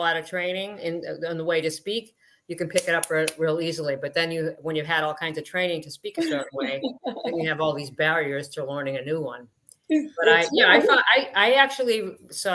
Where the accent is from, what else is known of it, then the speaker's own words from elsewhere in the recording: Boston, Massachusetts, United States; I was born in Boston, just outside Boston, Massachusetts.